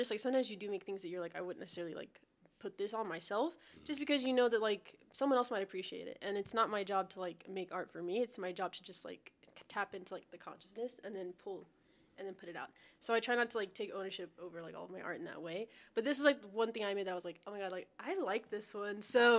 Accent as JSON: {"language": "English", "region": "Texas", "country": "United States", "said": "Because I'm from Texas, so, you know, I mean, I don't know."}